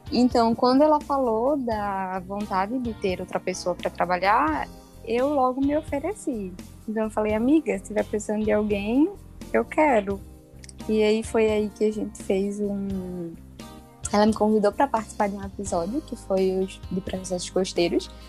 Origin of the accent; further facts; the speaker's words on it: Recife, Pernambuco, Brazil; sou natural de Recife.